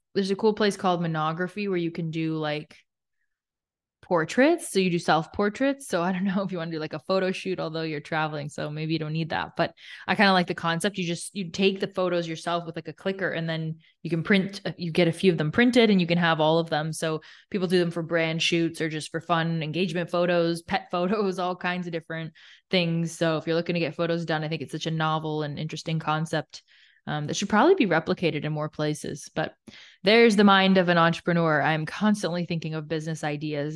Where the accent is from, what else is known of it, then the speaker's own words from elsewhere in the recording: Toronto, Ontario, Canada; born and raised in Toronto